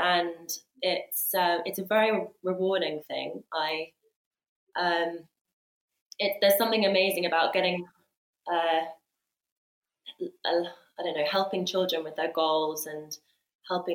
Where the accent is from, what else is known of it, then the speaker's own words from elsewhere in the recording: Sussex, South East England, United Kingdom; also born or lived in Leeds; now in London, United Kingdom; I was born in Sussex.